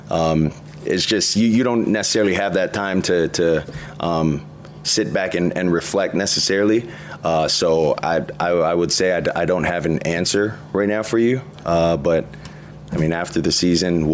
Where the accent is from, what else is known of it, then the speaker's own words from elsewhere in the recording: Hawaii, United States; moved away as an adult; now in Miami, United States; I'm Samoan. I grew up in Hawaii